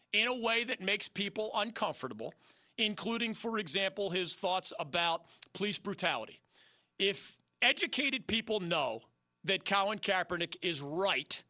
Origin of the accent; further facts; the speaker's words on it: Philadelphia, Pennsylvania, United States; moved away as an adult; also born or lived in Miami; now in North Carolina, United States; my hometown of Philadelphia